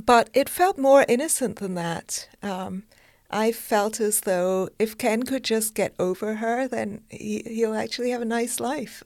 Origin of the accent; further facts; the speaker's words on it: United Kingdom; I'm British